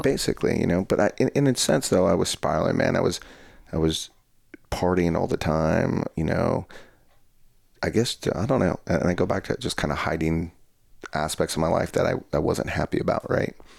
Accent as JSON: {"language": "English", "region": "Colorado", "country": "United States", "tie": "born or raised there", "moved": "yes", "said": "my hometown in Colorado is we're on the border of the New, we're on the border of New Mexico, so the town I come from is very small"}